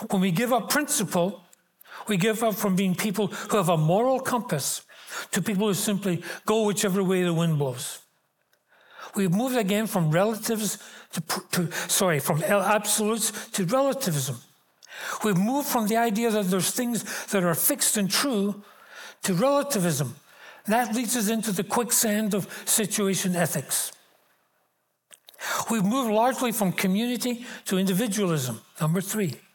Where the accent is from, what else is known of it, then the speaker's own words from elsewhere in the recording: Glasgow, Scotland, United Kingdom; And I remember growing up in Glasgow in the mid 40s into the 50s and 60s, you did not shop on Sundays.